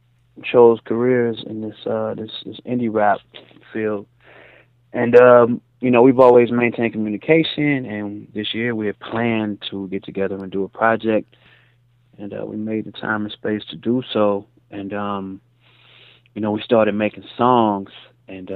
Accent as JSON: {"language": "English", "town": "Chicago", "region": "Illinois", "country": "United States", "moved": "yes", "lives_now": "Los Angeles, United States", "said": "I live in LA. I'm from Chicago originally"}